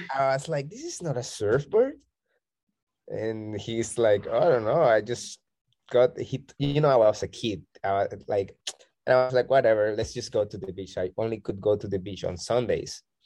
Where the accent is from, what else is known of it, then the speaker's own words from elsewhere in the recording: Barranquilla, Atlántico, Colombia; now in Bocas del Toro, Panama; I am originally from Colombia, from Barranquilla. It's the Caribbean north part of okay. Colombia.